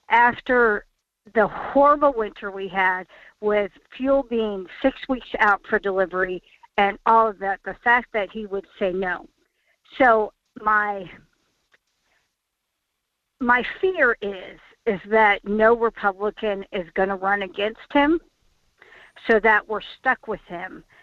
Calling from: Fairbanks, Alaska, United States; … from Fairbanks.

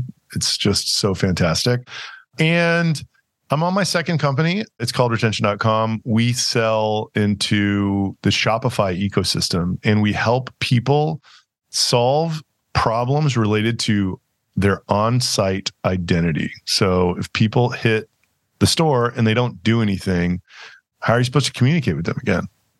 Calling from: Austin, Texas, United States; I am calling from Austin. Yeah. Well, I live in Austin, Texas.

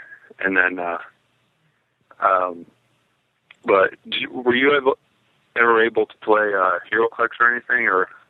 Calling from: Iowa, United States; from Iowa.

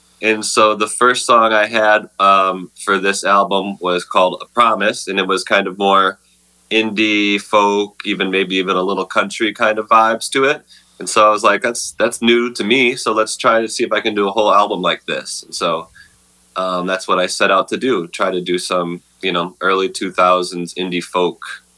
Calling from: Minneapolis, Minnesota, United States; I'm at my home in Minneapolis. This is kind of my little music studio space in our house.

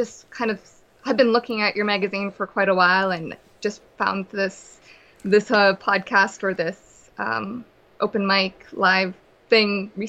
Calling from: Vancouver, British Columbia, Canada; I'm calling from Vancouver, BC.

